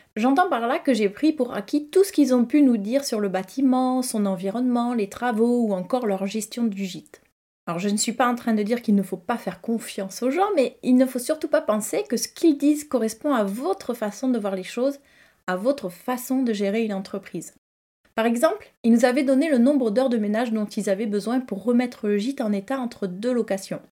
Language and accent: French; Toulouse, Occitania, France; also born or lived in Cahors, Lot; j'ai grandi à Toulouse